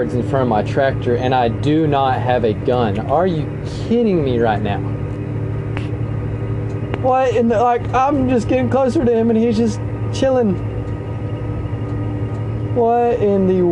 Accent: United States; as an American people

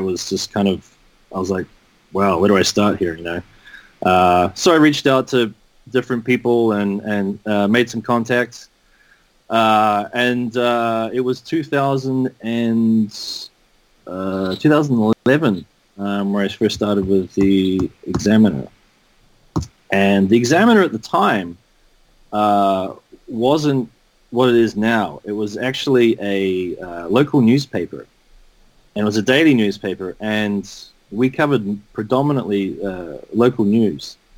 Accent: New Zealand; moved away as an adult; I'm from New Zealand. I grew up there as a kid

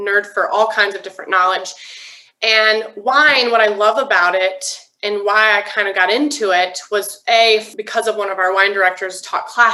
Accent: Floyd, Virginia, United States; also born or lived in Charleston, South Carolina; now in Denver, United States; I'm actually from a very small town called Floyd in Southwest Virginia.

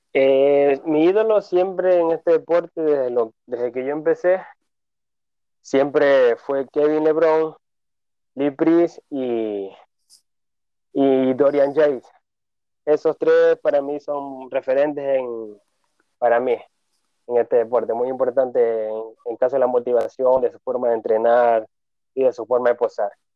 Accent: Ventanas, Los Ríos, Ecuador; also born or lived in Babahoyo; soy acá residente de la provincia de Los Ríos, en el cantón Ventanas.

